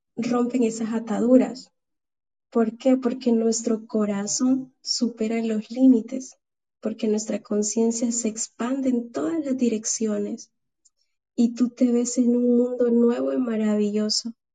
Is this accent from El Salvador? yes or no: yes; El Salvador; acá al Salvador, de donde yo soy originaria.